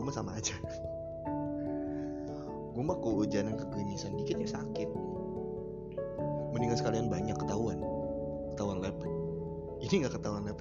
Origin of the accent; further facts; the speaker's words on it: Depok, West Java, Indonesia; Di kota gua di Depok kan akhir-akhir ini cuacanya lagi lagi sulit ditebak